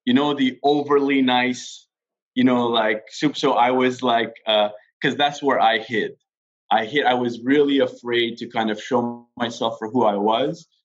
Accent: Quebec, Canada; I grew up in Quebec

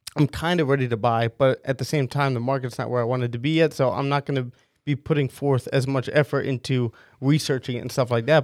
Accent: West Long Branch, New Jersey, United States; growing up in West Long Branch

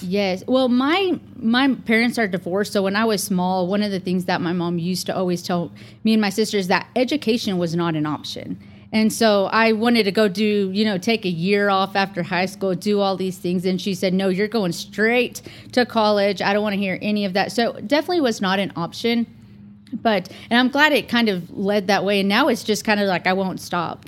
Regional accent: Vega, Texas, United States; also born or lived in San Angelo, Texas; now in Amarillo, United States; I'm originally from Vega, Texas, which is a small, small town thirty miles west of Amarillo. And I went to a very small school there, junior high and high school were combined

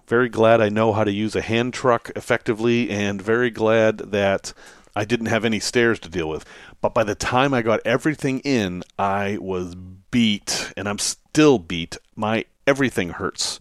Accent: Salem, Massachusetts, United States; I grew up in Salem, Massachusetts.

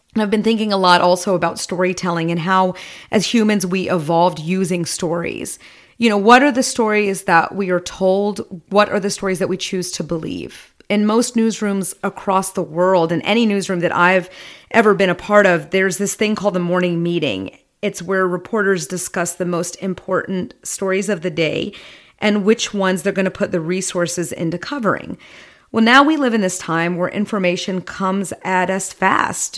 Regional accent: United States; I'm an American of Indian descent, a Hindu. My parents emigrated here in the seventies

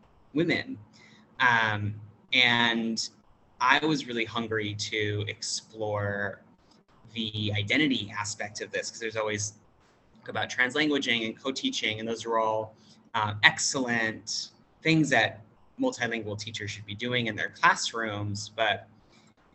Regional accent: United States; moved away as an adult; now in Thailand; English speaker, American.

